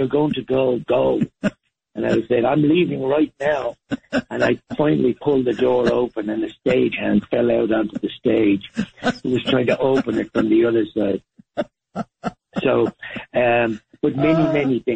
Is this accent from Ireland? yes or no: yes; Ireland; moved away as an adult; also born or lived in Dublin, Ireland / Spain / London, United Kingdom / New York, United States; I was born in Dublin, obviously the capital city of Ireland, but I was raised to a great extent in the countryside.